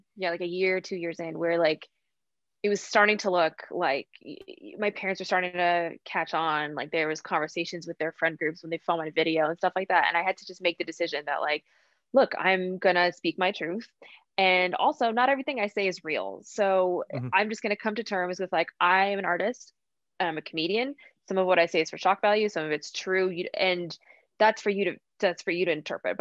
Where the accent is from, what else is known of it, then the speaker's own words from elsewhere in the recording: United States; I was born in America